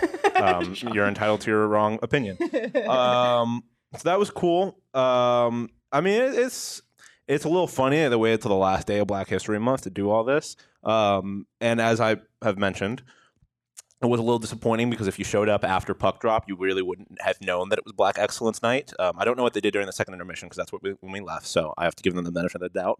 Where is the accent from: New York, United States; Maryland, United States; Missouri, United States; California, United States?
New York, United States; Buffalo; moved away; I grew up in Buffalo, New York